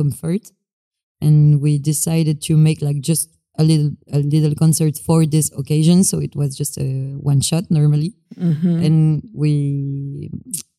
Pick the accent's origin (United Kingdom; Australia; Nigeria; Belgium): Belgium; Brussels, Brussels-Capital Region; I'm from Brussels too